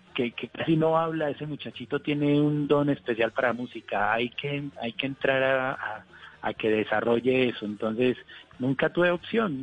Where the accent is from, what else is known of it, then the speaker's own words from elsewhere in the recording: Colombia; como colombiano